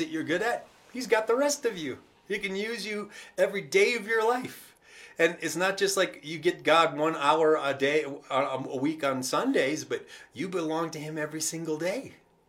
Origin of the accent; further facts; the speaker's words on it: United States; us as the American church